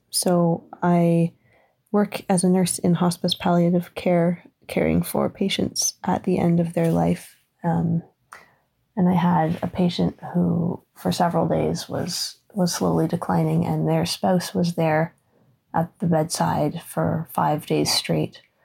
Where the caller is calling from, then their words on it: Ontario, Canada; I'm calling from Ontario, Canada